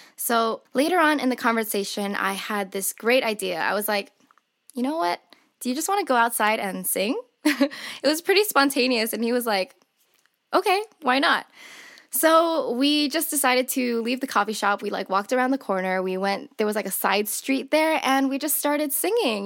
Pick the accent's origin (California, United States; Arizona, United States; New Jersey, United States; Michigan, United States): California, United States; Southern; I'm born and raised in Southern California